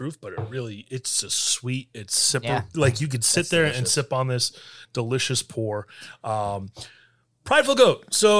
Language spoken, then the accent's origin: English; New York, United States; So as a New Yorker